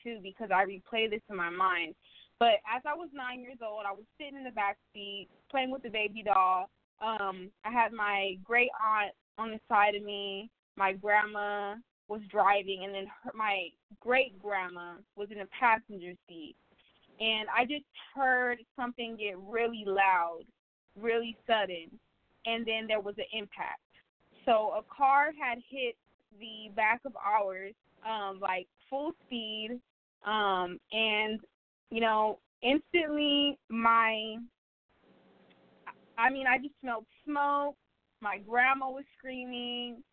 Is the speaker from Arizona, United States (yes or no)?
yes; Arizona, United States; I am from Arizona originally.